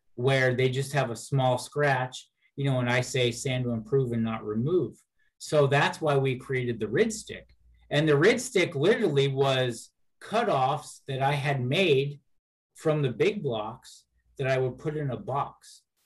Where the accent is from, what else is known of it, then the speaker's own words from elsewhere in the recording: Seattle, Washington, United States; in the Seattle area, I'm about um, about 30 miles south of the airport. So I've been here my whole life.